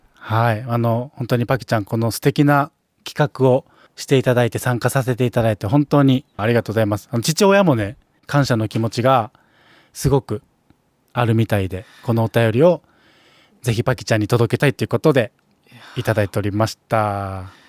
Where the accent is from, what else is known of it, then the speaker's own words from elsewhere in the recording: Kansai, Japan; 僕関西人ですけども